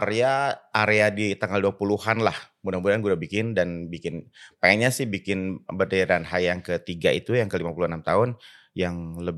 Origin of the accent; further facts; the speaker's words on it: Bandung, West Java, Indonesia; Lahir di Bandung eh, uh, 24 Agustus 1968.